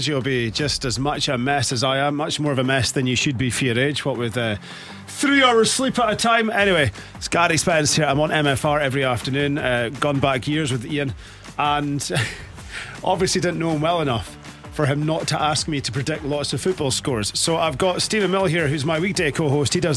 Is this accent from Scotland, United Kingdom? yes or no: yes; Inverness, Scotland, United Kingdom; I was brought up in Dalney